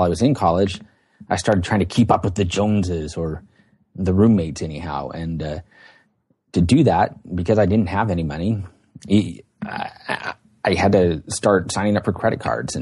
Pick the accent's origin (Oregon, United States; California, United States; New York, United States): Oregon, United States; Portland; I was born and raised out here near Portland, Oregon. That's where I live now.